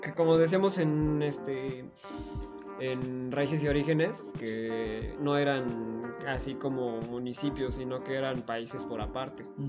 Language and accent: Spanish; Tlaxcala, Mexico; soy de Tlaxcala